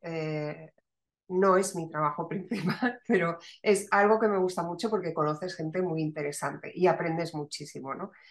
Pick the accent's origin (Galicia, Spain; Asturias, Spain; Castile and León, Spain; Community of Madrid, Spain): Community of Madrid, Spain; Madrid; moved away as an adult; also born or lived in Barcelona / Valencia; now in Málaga, Spain; yo soy madrileña, pero una madrileña con hijos malagueños